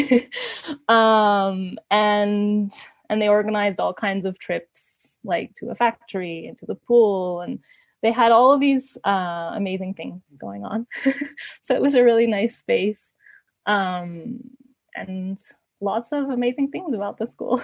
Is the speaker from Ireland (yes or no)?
no; Ecuador; moved away as an adult; also born or lived in Canada; they actually moved to Ecuador and that's why I grew up in Ecuador.